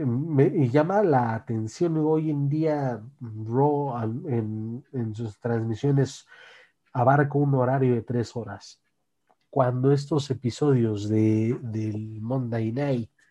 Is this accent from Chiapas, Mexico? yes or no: no; Naucalpan, State of Mexico, Mexico; en mi tierra, Naucalpan, capital del mundo